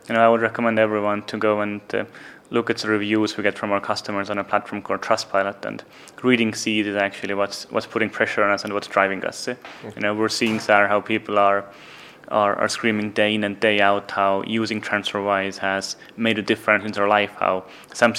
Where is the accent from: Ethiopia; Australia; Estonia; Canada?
Estonia; moved away as an adult; now in London, United Kingdom; So I was born in Soviet Union. I grew up in Estonia